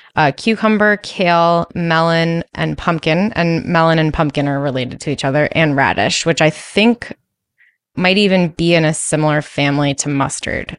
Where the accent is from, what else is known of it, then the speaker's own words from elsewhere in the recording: East Coast, United States; I'm from the East Coast